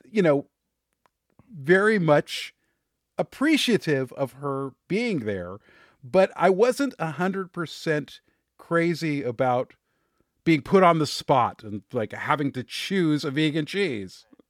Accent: Los Angeles, California, United States; I was born in Hollywood. I, you know, I, I'm around actors and performers. I mean, I, I grew up in that world

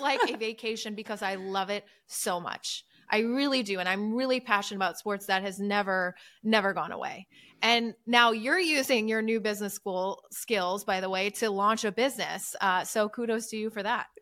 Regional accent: Midwest, United States; moved away; also born or lived in New York; grew up in the Midwest, love the Midwest.

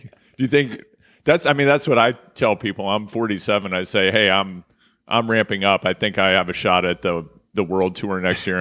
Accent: Kansas City, Missouri, United States; I'm from Kansas City. That's Kansas City, Missouri

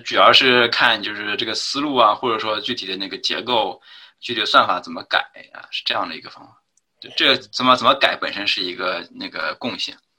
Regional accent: China; 我当然是，就是国内打长大的，就是从小肯定是用Windows的

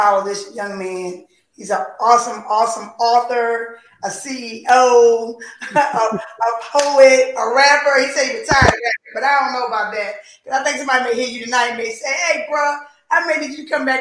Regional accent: Philadelphia, Pennsylvania, United States; I'm from Philly

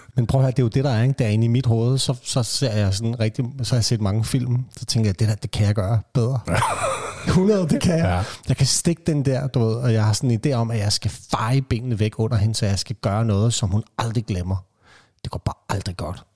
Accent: Vestegnen, Capital Region of Denmark, Denmark; Jeg er opvokset på Vestegnen

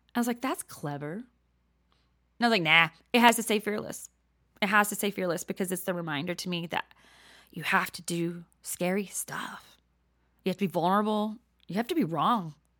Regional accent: Texas, United States; accent: Southern; moved away as an adult; now in New Jersey, United States; I'm a whole lot of Texas, um, but a little bit of Jersey

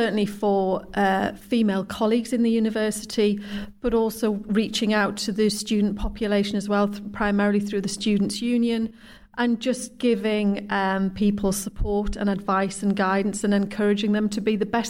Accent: Guisborough, North East England, United Kingdom; also born or lived in Hexham, Northumberland; moved to Gisborough when I was 3 years old

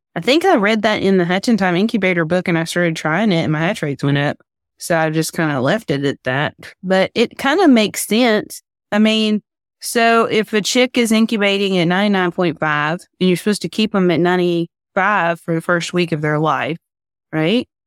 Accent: Tennessee, United States; I'm from Tennessee

